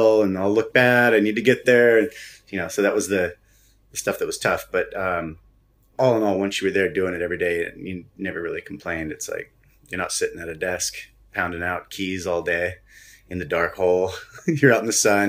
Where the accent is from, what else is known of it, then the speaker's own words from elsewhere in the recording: United States; as an American